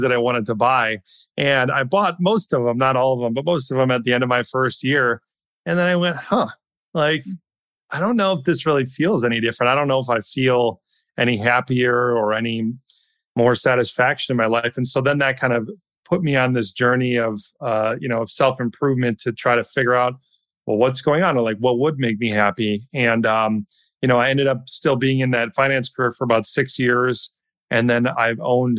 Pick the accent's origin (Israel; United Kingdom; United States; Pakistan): United States; Wisconsin; I grew up in Wisconsin